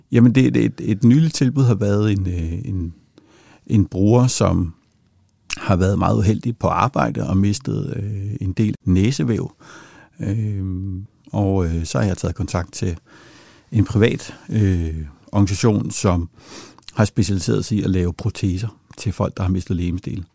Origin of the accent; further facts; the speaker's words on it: Denmark; vi tager for givet som danskere